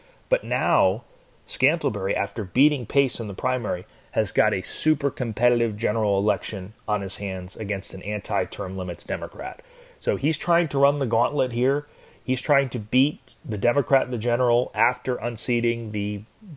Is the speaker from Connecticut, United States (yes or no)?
yes; Connecticut, United States; Connecticut, my home state